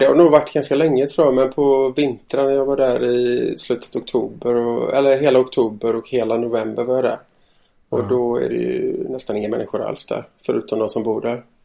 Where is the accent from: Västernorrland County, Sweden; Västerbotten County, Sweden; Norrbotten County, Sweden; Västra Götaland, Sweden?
Västra Götaland, Sweden; Stenungsund; moved away; jag är från Stenungsund, fyra mil norr om Göteborg ungefär från början